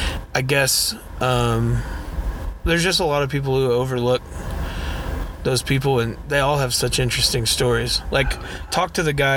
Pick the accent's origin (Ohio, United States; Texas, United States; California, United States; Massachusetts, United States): Texas, United States; Dallas; I grew up in a melting pot in East Dallas